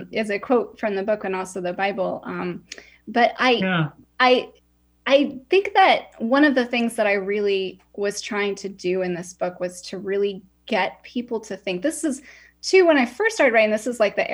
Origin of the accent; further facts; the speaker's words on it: Utah, United States; I grew up in Utah